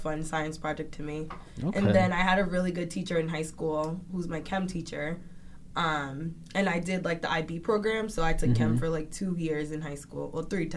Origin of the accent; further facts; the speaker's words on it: Linden, New Jersey, United States; I'm from Linden, New Jersey